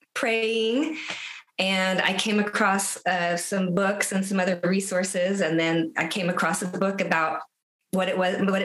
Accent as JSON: {"language": "English", "town": "San Antonio", "region": "Texas", "country": "United States", "tie": "born or raised there", "also_born_or_lived": "Austin, Texas", "moved": "as an adult", "lives_now": "Omaha, United States", "said": "So I grew up in San Antonio, Texas. And then I lived in Austin since 2004"}